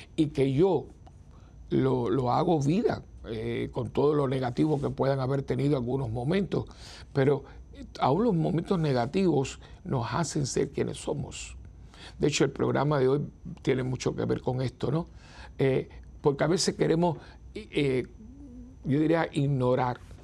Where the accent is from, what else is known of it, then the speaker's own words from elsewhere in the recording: San Juan, Puerto Rico; los que somos capitalinos, los que vivimos en ciudades metropolitanas